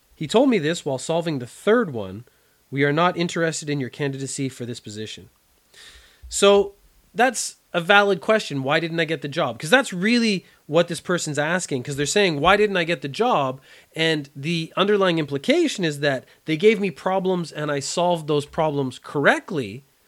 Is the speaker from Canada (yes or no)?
yes; Canada; growing up in Canada